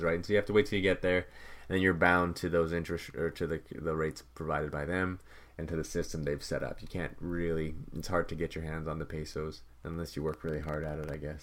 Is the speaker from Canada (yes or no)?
yes; Canada; as a Canadian